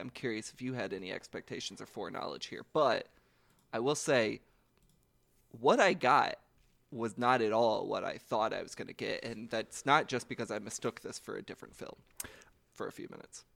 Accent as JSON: {"language": "English", "town": "Louisville", "region": "Kentucky", "country": "United States", "said": "I'm from Kentucky"}